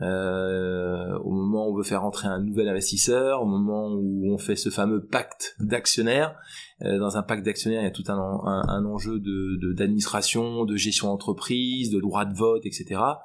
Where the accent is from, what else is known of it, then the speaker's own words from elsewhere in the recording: Brittany, France; la fierté euh, bretonne qui est dans mon ADN